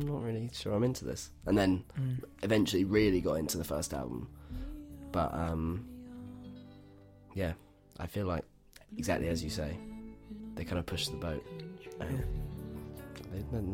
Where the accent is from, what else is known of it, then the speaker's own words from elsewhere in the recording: York, Yorkshire and the Humber, United Kingdom; I come from York, which is a famous Viking city